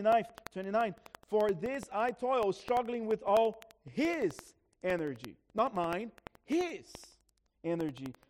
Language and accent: English; Brazil; moved away; I grew up in Brazil.